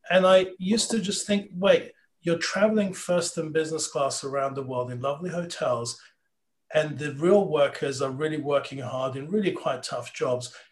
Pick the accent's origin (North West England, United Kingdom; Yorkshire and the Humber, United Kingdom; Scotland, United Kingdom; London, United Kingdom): London, United Kingdom; now in California, United States; growing up in London, really uh, bumping into Australians is is quite you know an easy thing to do. So, um, so yeah. So then uh, I moved to California uh, as an academic.